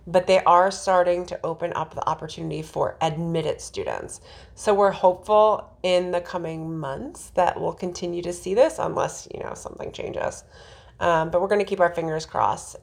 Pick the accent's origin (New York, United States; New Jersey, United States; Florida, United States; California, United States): New Jersey, United States; the jersey in me